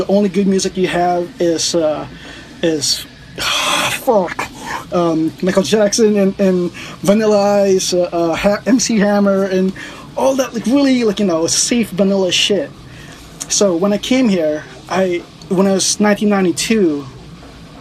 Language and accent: English; Philippines; also born or lived in New York City; now in United States; my background as like a Filipino